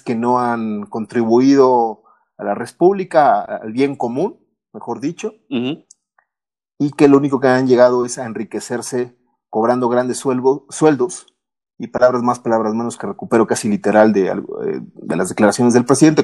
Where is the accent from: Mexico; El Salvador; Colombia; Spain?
Mexico; lo que mi país se refiere, en México